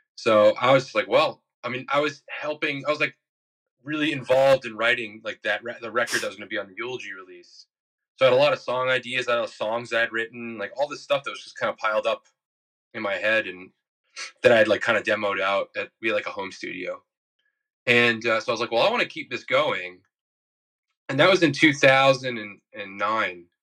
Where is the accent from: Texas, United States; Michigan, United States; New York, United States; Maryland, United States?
New York, United States; New York City; I'm from Bayside, Queens